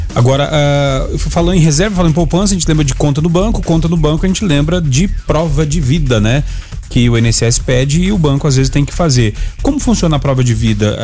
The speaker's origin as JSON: {"language": "Portuguese", "region": "Rio Grande do Sul", "country": "Brazil", "said": "eu sou do Rio Grande do Sul"}